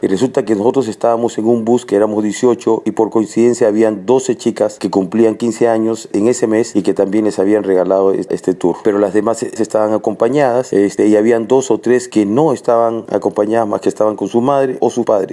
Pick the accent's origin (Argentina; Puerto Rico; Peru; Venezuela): Peru; Yo soy de Perú